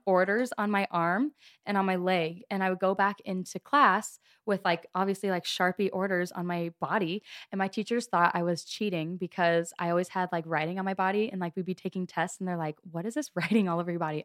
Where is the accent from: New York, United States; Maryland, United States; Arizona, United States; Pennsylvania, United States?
Arizona, United States; Gilbert; I am from Gilbert, Arizona